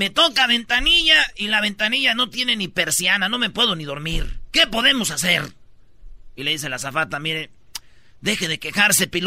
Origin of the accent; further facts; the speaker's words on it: Michoacán, Mexico; No, yo soy de Michoacán